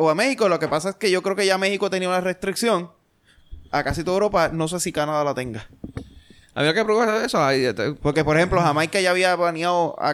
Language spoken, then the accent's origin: Spanish; Puerto Rico